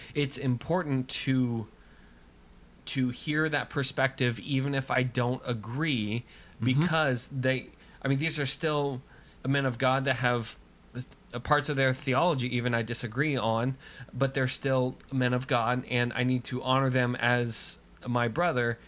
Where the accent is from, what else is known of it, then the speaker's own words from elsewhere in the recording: United States; I am Christian long before I am American.